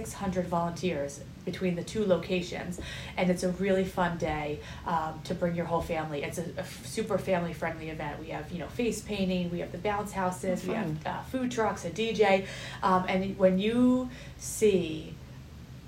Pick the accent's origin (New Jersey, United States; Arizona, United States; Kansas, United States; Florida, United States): New Jersey, United States; Millburn; I grew up in Milburn